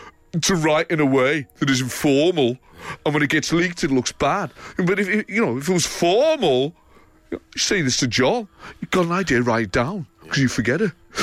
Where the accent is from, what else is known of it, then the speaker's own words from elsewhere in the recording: Liverpool, North West England, United Kingdom; You know, growing up in Liverpool, you know, we never had COVID.